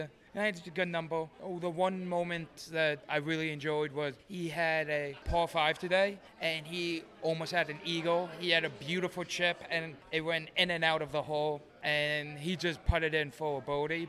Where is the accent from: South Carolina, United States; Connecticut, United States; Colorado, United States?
Connecticut, United States; Norwalk; I'm from Norwalk, Connecticut